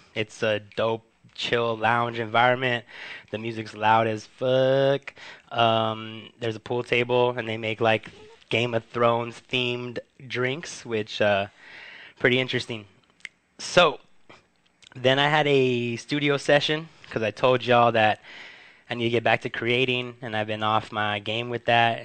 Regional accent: Huntington Park, California, United States; on Pacific Boulevard in my hometown of Huntington Park

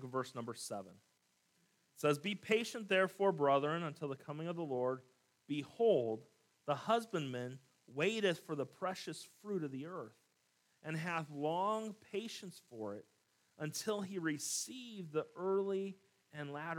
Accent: California, United States; I grew up here in California

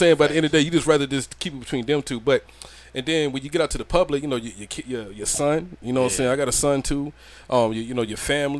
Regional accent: Georgia, United States; I'm from the country too, man, down in Georgia

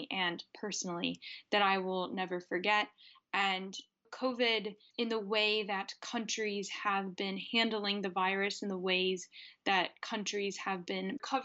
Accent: Milwaukee, Wisconsin, United States; moved away as an adult; also born or lived in Madison, Wisconsin / Geneva, Switzerland; I am originally from Milwaukee, Wisconsin

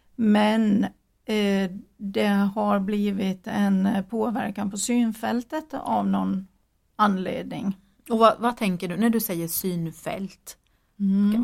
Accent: Gotland, Sweden; accent: Gotland dialect; moved away as an adult; now in Jönköping, Sweden; jag kommer från Gotland men det är eh, snart 40 år sedan jag bodde där men det är ju en förklaring till varför jag pratar så konstigt eller har så konstig dialekt

